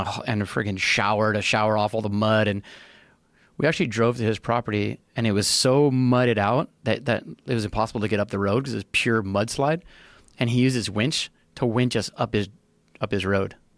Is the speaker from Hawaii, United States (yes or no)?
yes; Big Island, Hawaii, United States; also born or lived in California; I was born and raised on the Big Island